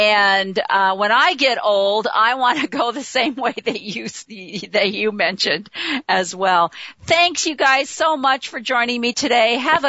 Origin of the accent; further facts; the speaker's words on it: near Chicago, Illinois, United States; I grew up near Chicago